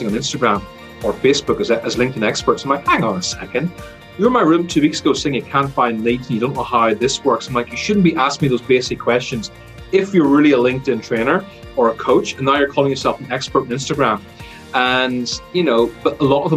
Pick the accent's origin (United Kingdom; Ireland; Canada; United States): Ireland; accent: Irish; you can probably hear by my accent, it's Irish, because I was born here and grew up here